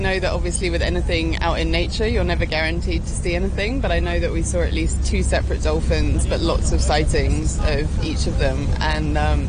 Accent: Hong Kong; moved away; also born or lived in London; I grew up in Hong Kong and moved to London for about 10 years and then came back 2 years ago.

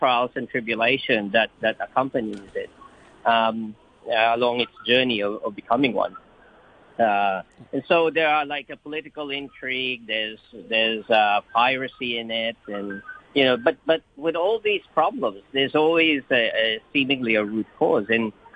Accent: Australia; I grew up in Australia

